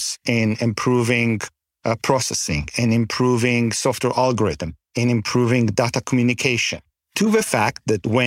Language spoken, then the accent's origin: English; Canada; as a Canadian